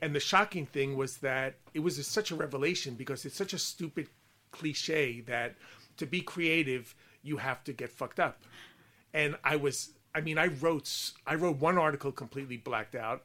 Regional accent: Long Island, New York, United States; accent: Long Island; also born or lived in England; now in United Kingdom; my Long Island accent

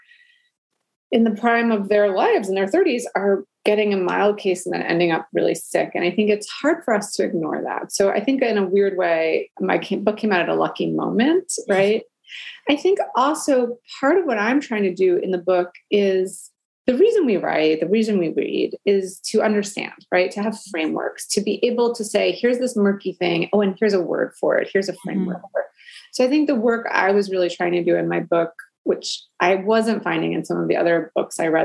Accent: New York City, New York, United States; I grew up in Brooklyn, New York

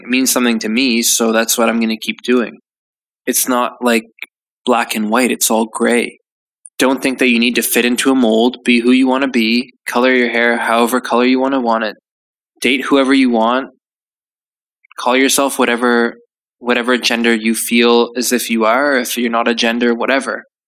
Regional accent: Canada; now in United Kingdom; I'm Canadian

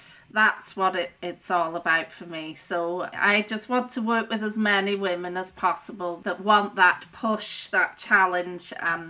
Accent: Rossendale Valley, North West England, United Kingdom; moved away as an adult; also born or lived in Belfast, United Kingdom; So I grew up originally in Lancashire in a place called the Rossendale Valley. I moved to Belfast, Northern Ireland, to study at Queen's University.

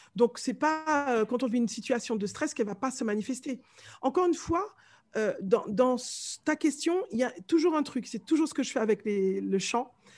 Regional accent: Martinique; accent: Martinican; moved away as an adult; now in France; je viens de la Martinique, je suis née là-bas, je suis arrivée ici à mes 20 ans

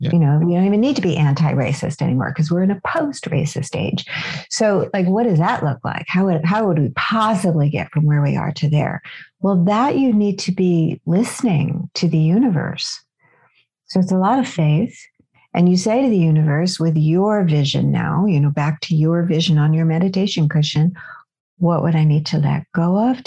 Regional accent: California, United States; I'm from California

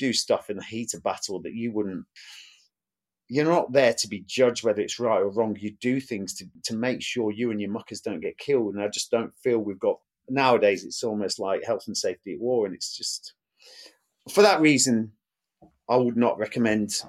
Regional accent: Burton-on-Trent, West Midlands, United Kingdom; I was born in Burton-on-Trent, Staffordshire. It's a brewery town. Family was paid in beer.

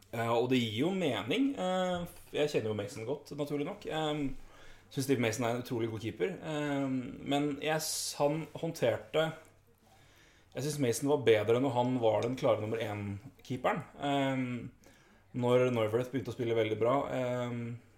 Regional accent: Elverum, Innlandet, Norway; Vi er jo begge fra Elverum

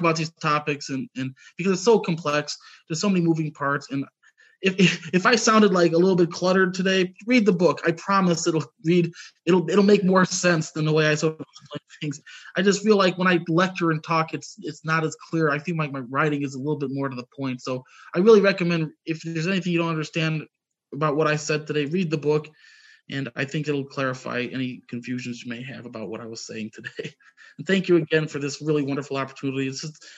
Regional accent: United States; As a kid growing up, I remember, I grew up in the United States, was mostly Christian

